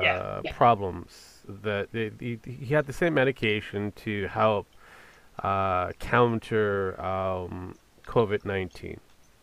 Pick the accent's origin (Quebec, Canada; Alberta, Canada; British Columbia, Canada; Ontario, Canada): British Columbia, Canada; my hometown.